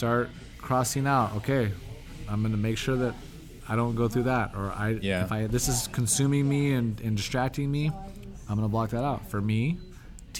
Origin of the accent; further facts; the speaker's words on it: United States; being American